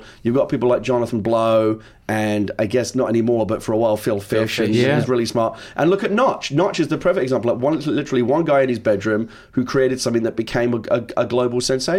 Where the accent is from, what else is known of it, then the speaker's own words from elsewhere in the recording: London, United Kingdom; Like I said, I was born and raised in London, to be here.